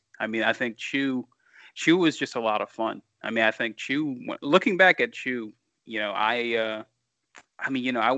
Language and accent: English; Louisiana, United States; I'm born and raised in Louisiana.